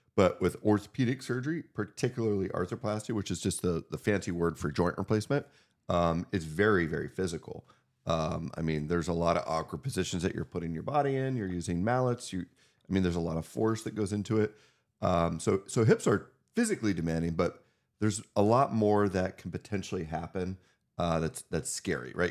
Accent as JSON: {"language": "English", "region": "Northwest Pennsylvania", "country": "United States", "tie": "born or raised there", "said": "we grew up together in Northwest Pennsylvania"}